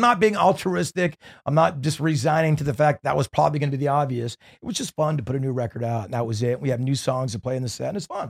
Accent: Newport Beach, California, United States; growing up in Newport Beach and kinda having that beachy sound

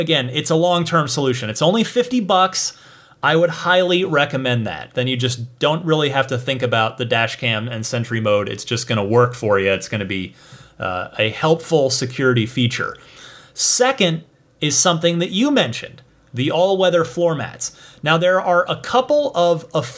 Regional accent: New Jersey, United States; New Jersey, my home state

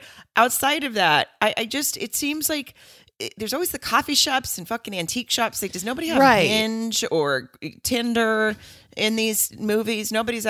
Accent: Germany; born there; I was born in Germany on the Air Force Base

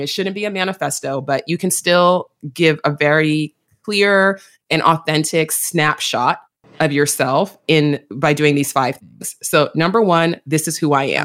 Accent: New York City, New York, United States; I'm a native New Yorker, you know, like, I was born in Manhattan, I was raised in the Bronx

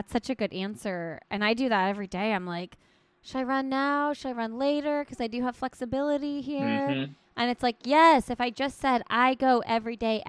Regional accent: Indiana, United States; I'm from Indiana.

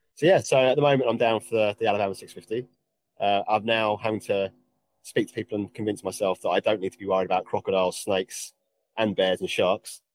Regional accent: England, United Kingdom; accent: English; my English accent

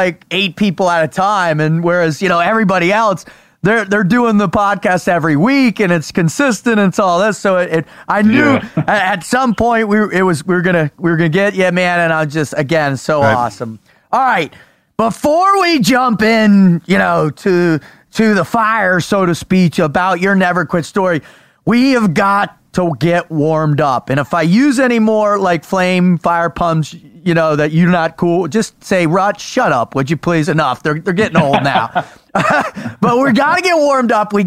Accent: San Diego, California, United States; now in Texas, United States; we grew up in San Diego

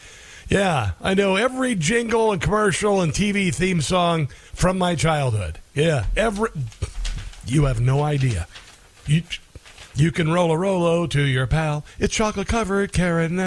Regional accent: Southwest Iowa, United States; moved away; It's Southwest Iowa

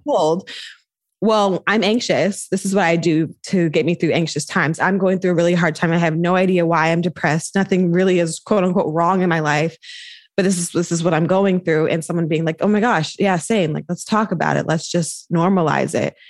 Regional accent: North Carolina, United States; moved away as an adult; now in Bay Area, United States; I'm from North Carolina

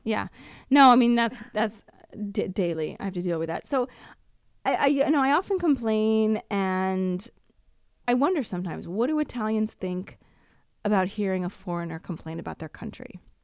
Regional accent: Washington, United States; moved away as an adult; now in Italy; was born in Washington State and my passport says I was born in Washington

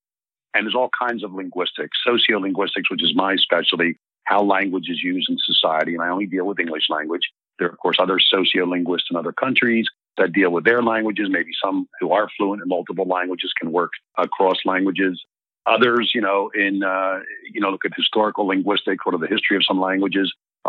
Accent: Philadelphia, Pennsylvania, United States; accent: Philly; I'm born and raised in Philly. And if people listen really close, they may pick up a few Philly regionalisms from me.

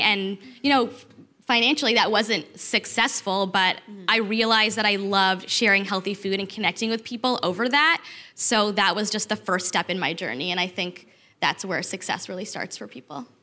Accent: Toronto, Ontario, Canada; moved away as an adult; also born or lived in Detroit; I'm from Toronto. I moved to Detroit for my husband

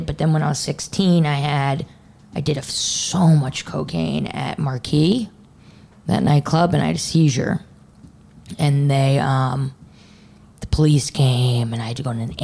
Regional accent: New York, United States; moved away as an adult; also born or lived in Texas; I was from New York

